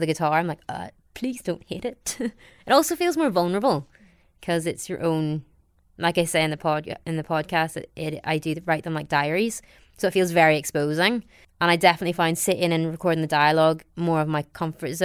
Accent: County Down, Northern Ireland, United Kingdom; accent: Northern Irish; moved away as an adult; also born or lived in London; Although my face is Asian, I sound very much like I'm from County Down

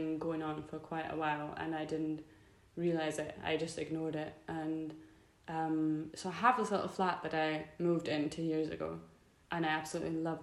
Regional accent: Germany; moved away; he moved to Germany from Scotland, got together with my mum, and then I was there

